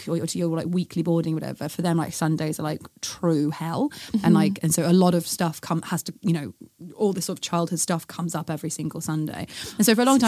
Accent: United Kingdom; We're British

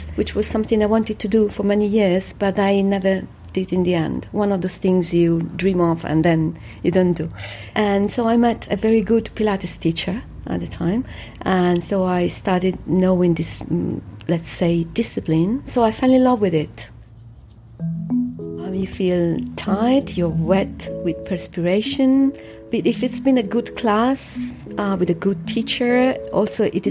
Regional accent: Rome, Lazio, Italy; I come from Rome

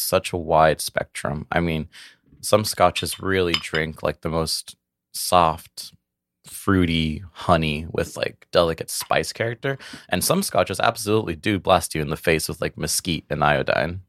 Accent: Brownsville, Texas, United States; I was born and raised in South Texas in a city called Brownsville.

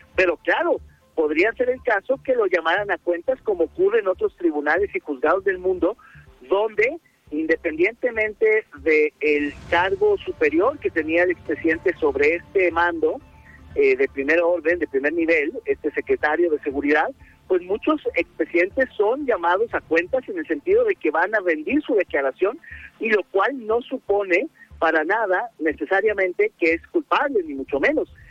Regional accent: Mexico; como mexicanos

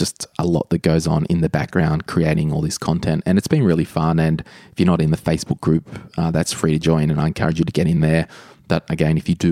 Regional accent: Sydney, New South Wales, Australia; we're both from Sydney

